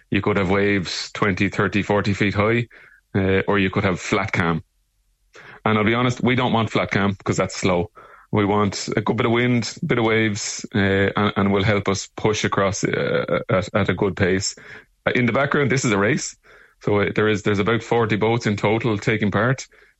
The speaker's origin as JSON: {"language": "English", "town": "Arklow", "region": "Leinster", "country": "Ireland", "tie": "born or raised there", "said": "we're from Arklow and County Wicklow, where we're from hometown originally."}